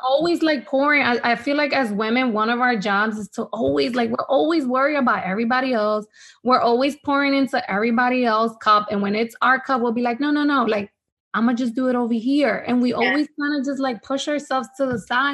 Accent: Honduras; first language Spanish; English is a second language; now in United States; I was born here in the States, but I moved back to Honduras. So Spanish was has always been my first language.

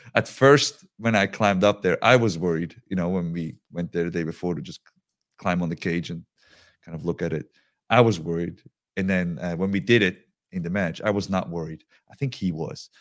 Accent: Switzerland; moved away

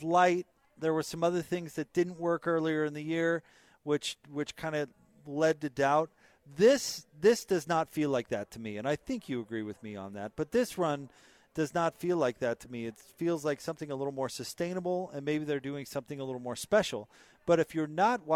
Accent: Salt Lake City, Utah, United States; us Salt Lakers

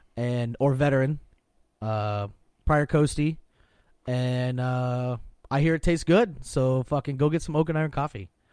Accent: Pennsylvania, United States

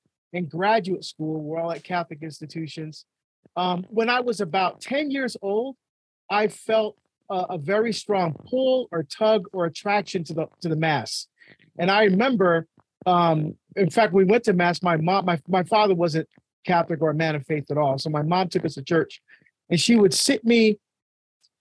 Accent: Barbados; now in United States; I was born in Barbados in the West Indies, and we're first generation to come to the United States

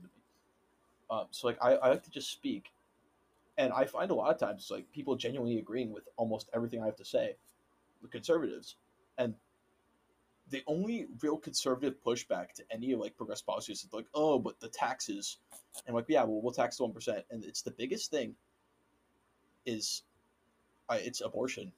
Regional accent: Waconia, Minnesota, United States; growing up in Waconia

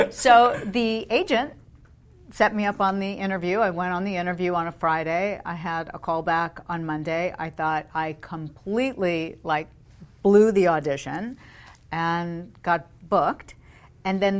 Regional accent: London, United Kingdom; And then um, at BBC, when, why I grew up in London, he was head of specials for BBC Television.

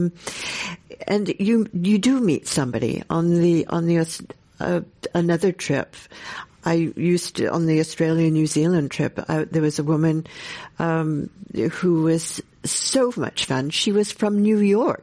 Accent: England, United Kingdom; I'm from England, and we used to come over to the United States to visit my grandparents.

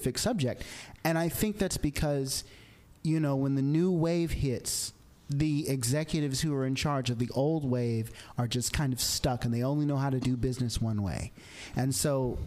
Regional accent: Arkansas, United States; I grew up in Arkansas

